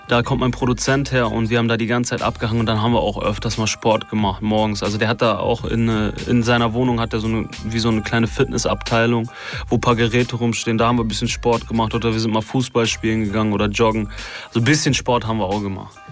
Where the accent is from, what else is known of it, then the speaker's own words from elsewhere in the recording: Duisburg, North Rhine-Westphalia, Germany; ich komme aus Duisburg